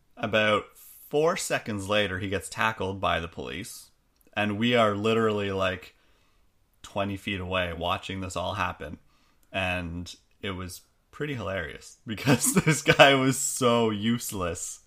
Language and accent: English; Canada; we're Canadian